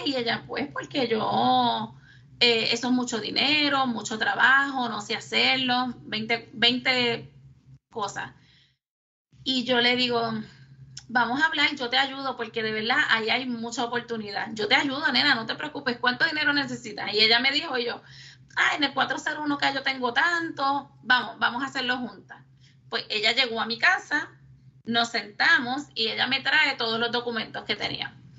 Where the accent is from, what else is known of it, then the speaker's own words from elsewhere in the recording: Lares, Puerto Rico; moved away as an adult; also born or lived in San Juan metropolitan area; yo soy natural de Lares, nacida y criada en Lares